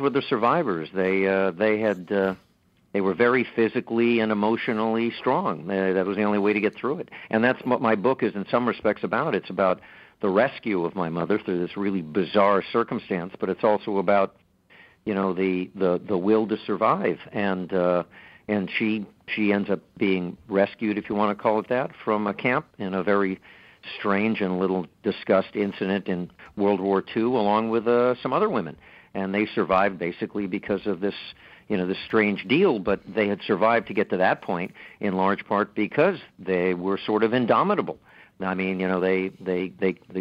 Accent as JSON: {"language": "English", "town": "Los Angeles", "region": "California", "country": "United States", "tie": "born or raised there", "said": "I grew up in Los Angeles in the midst of a community of recent immigrants"}